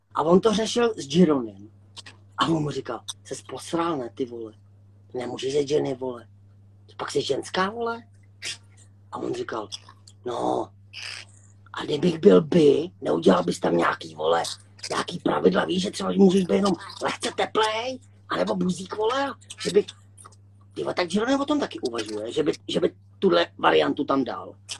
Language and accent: Czech; Litvínov, Ústí nad Labem Region, Czechia; Já jsem tady z Liťáku, nebo tady ze Severní Čech